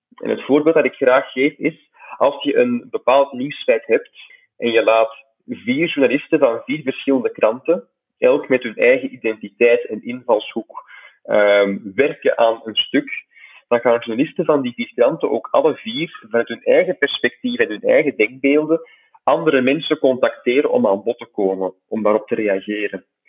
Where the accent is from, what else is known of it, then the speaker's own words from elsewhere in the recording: Flanders, Belgium; bij ons in Vlaanderen